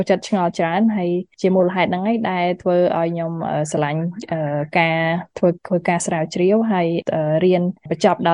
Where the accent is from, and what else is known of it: Cambodia